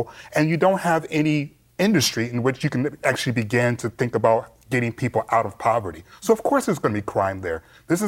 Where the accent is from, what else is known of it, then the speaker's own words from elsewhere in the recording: Detroit, Michigan, United States; I'm from Detroit